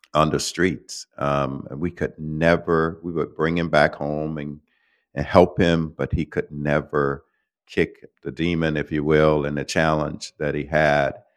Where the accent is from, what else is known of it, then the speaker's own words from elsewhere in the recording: Florida, United States; I'm from Florida, started there